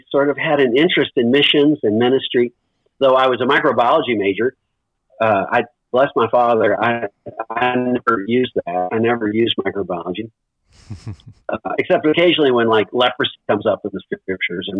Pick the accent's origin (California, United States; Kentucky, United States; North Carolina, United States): Kentucky, United States; Owensboro; moved away as an adult; also born or lived in Louisville, Kentucky / Erbil, Iraq; I grew up in Kentucky. I was born here in Louisville, Kentucky, where I am right now. And my dad was a doctor in Owensboro, Kentucky, orthopedic surgeon. So I grew up there